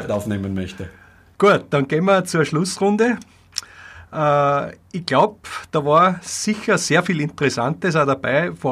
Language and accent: German; Styria, Austria; Persönlich muss ich sagen, von Steirer zu Steirer bin ich sehr stolz, dass du als Grazer in Deutschland draußen äh, wichtige Projekte koordinierst.